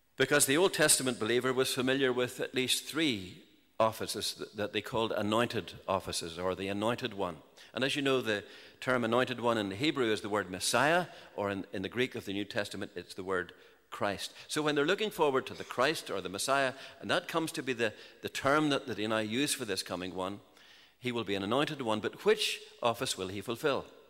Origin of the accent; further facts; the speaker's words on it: Larne, Northern Ireland, United Kingdom; I grew up in the in Larne and the County Antrim coast